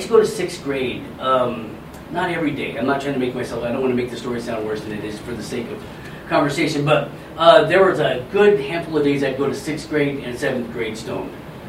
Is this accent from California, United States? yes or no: yes; California, United States; moved away as an adult; also born or lived in Las Vegas, Nevada; now in Colorado, United States; I grew up in Colorado until I was 7, and then we moved away. My mom and I moved away to California.